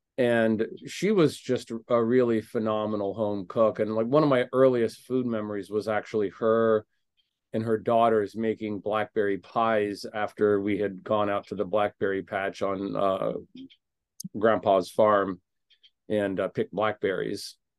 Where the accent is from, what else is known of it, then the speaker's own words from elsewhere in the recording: Indiana, United States; now in Chicago, United States; It was kind of the restaurant where I sort of found my footing in Chicago after I moved here from Indiana.